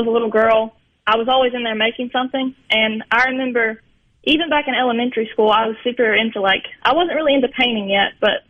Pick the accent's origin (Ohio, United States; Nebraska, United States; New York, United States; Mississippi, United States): Mississippi, United States; Belzoni; Belzona is my hometown, and it really is where my heart lies.